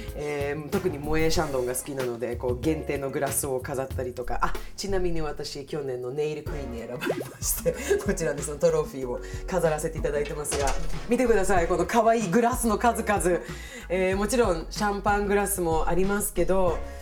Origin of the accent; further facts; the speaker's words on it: Stockholm, Stockholm County, Sweden; now in Japan; 私の母国スウェーデン